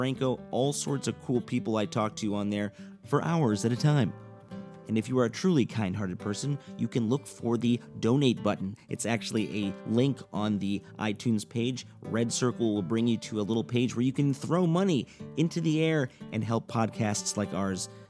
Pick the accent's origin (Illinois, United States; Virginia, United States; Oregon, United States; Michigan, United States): Illinois, United States; Evanston; moved away; my hometown, Evanston Space in Chicago